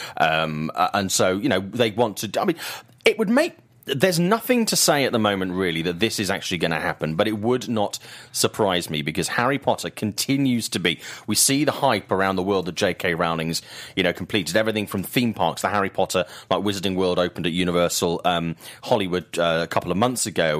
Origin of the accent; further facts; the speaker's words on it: United Kingdom; I'm a British guy